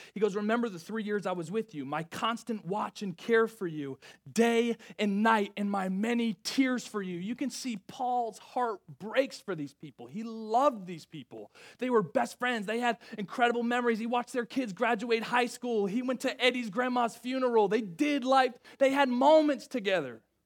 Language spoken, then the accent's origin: English; Rhode Island, United States; moved away as an adult; I'm from Rhode Island. Like, I graduated high school, then I went to Evangel University.